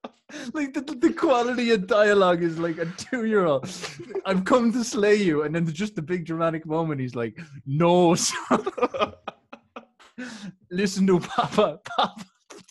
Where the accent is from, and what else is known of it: Ireland